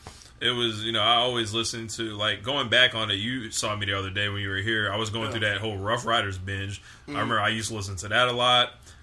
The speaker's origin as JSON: {"language": "English", "region": "West Coast", "country": "United States", "said": "I'm from the West Coast."}